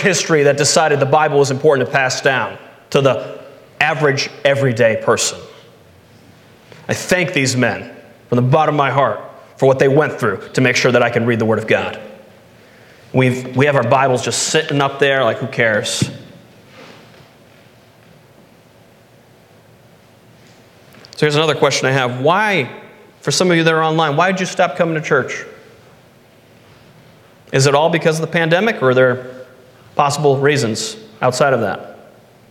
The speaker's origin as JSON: {"language": "English", "country": "United States", "tie": "born or raised there", "said": "when I grew up in America"}